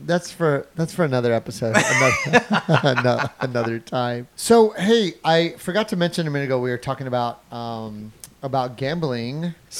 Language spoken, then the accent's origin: English; Midland, United States; moved away; in my hometown, back in Midland